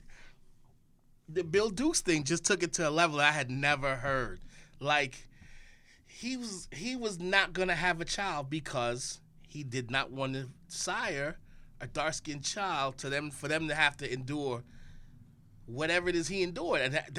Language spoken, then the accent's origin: English; Saint Thomas, U.S. Virgin Islands; Oh, the Virgin Islands in St. Thomas.